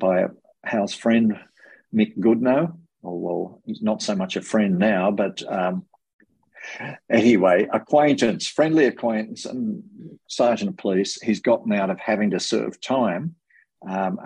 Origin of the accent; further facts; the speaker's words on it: Tamworth, New South Wales, Australia; also born or lived in Armidale; I love growing up in the New England area, I grew up in South Tamworth and in Armidale as well for a period of about 10 years